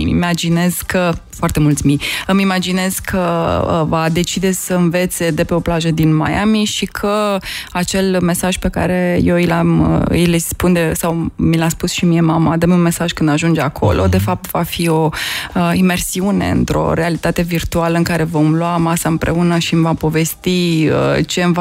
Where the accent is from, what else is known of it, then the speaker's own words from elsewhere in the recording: Romania; spuneai în viața unui român, sunt român, că o să mă gândesc la viața mea în 2030